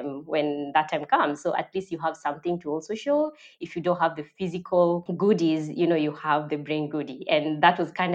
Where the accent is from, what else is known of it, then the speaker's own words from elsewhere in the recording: Migori, Migori County, Kenya; I was born in Migori, that is deep in Kenya, Nyanza, and that is where I grew up.